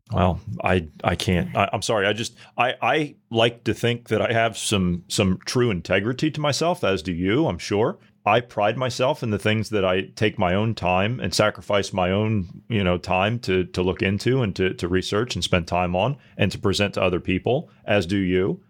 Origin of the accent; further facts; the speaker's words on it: United States; As an American